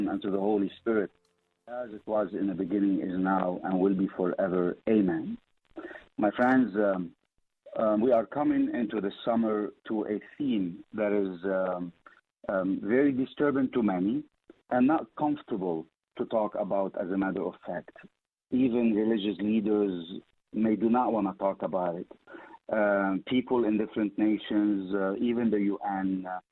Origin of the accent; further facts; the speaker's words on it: Lebanon; moved away; I was born in Lebanon